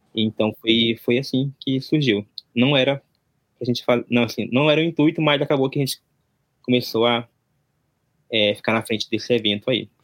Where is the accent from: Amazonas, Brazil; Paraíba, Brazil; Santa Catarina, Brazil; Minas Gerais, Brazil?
Amazonas, Brazil; interior near Manaus; moved away as an adult; now in Japan; eu vim do, do Brasil, sou do Amazonas, da região norte, ali interior de Manaus